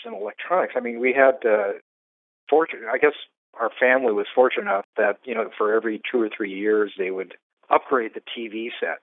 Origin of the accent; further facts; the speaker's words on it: Fresno, California, United States; moved away as an adult; also born or lived in Concord, California; now in San Francisco, United States; I was actually born and raised in Fresno, and then I escaped Fresno when I was about 18 or so